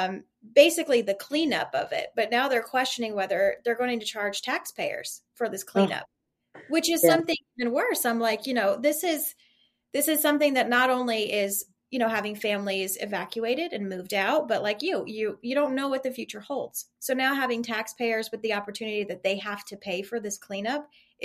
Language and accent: English; Ohio, United States; because growing up in Ohio, I was the same. My grandparents lived in the same property for years since my mom was born